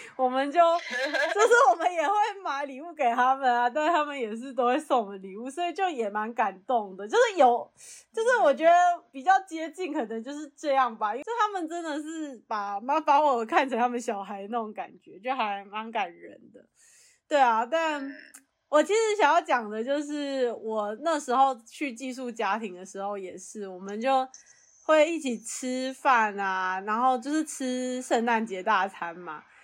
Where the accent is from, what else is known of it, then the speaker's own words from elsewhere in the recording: Taiwan; moved away as an adult; now in United States; 像我们就在台湾长大